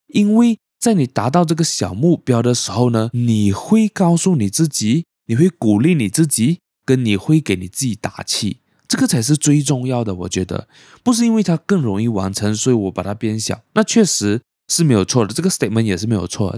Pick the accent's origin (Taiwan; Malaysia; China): Malaysia; also born or lived in Penang; 因为我马来文不是很好，虽然说我是马来西亚人